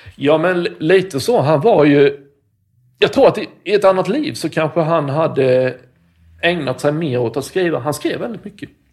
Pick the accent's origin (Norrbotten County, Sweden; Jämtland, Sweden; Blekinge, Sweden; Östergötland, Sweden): Blekinge, Sweden; Karlshamn; där är jag uppvuxen